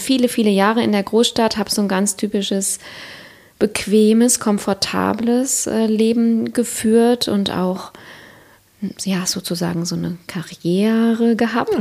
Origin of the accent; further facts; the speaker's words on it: Siegerland, North Rhine-Westphalia, Germany; moved away; also born or lived in Cologne / Hamburg; ich komme ursprünglich aus dem Siegerland